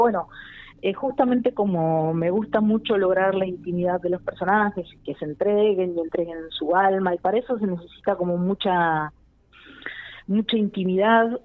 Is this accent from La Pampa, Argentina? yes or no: yes; General Pico, La Pampa, Argentina; moved away as an adult; yo nací y me crié en Pico y en los años en los que yo viví en Pico hasta casi los 19, 20 años